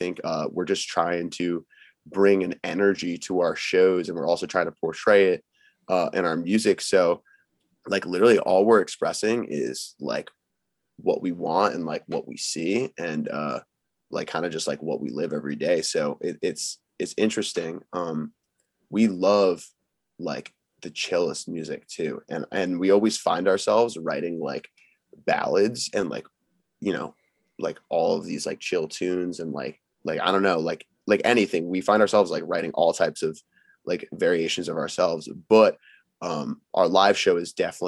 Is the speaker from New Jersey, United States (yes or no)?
yes; Monmouth County, New Jersey, United States; growing up in Monmouth County